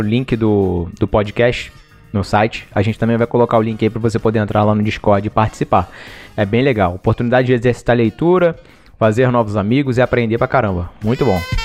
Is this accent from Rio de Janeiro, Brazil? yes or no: yes; Rio de Janeiro, Brazil; como a gente é do Rio